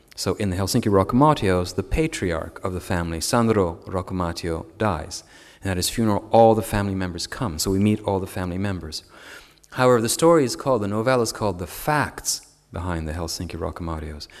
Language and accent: English; Canada; as a Canadian